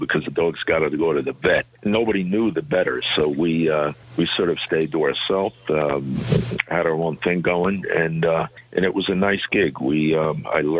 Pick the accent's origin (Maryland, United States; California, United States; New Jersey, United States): New Jersey, United States; Newark; also born or lived in Paterson, New Jersey; I was born in Newark, New Jersey